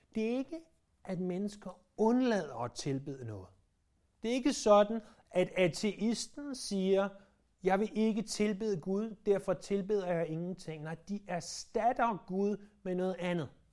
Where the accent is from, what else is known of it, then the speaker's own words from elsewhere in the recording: Denmark; vi som danskere